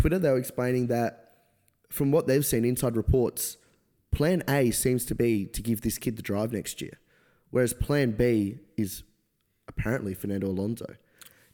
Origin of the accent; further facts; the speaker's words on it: Australia; as an Australian F1 fan